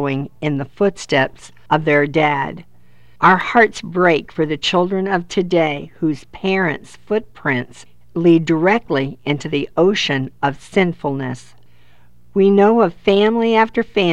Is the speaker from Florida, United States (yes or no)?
yes; Florida, United States; We live in Florida, 2 miles from our city's beach. I have many memories from being a child to a teenager to an adult playing with our children and grandchildren at the beach